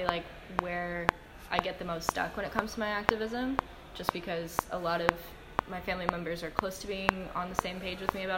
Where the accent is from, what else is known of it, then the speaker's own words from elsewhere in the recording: United States; my identity as an American citizen and my American passport